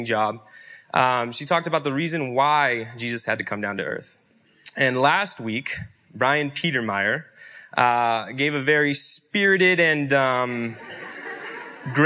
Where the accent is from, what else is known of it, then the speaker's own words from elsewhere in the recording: Yakima, Washington, United States; I was born in Yakima, Washington. Born and raised.